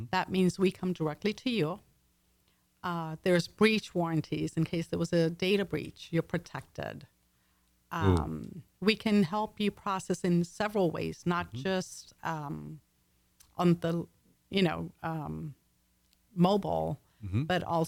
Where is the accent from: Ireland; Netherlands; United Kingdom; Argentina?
United Kingdom; accent: English; My accent, like I was mentioning, is English, Texan over the years. It's blended.